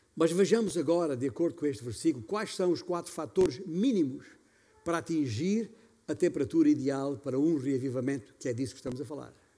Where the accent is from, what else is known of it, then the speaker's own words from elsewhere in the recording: Beja, Alentejo, Portugal; moved away; lá na minha igreja, em Beja, de onde venho